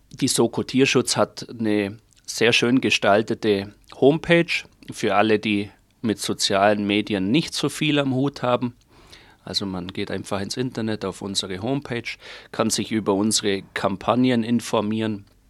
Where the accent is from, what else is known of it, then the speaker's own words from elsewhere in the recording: Germany; bei uns in Deutschland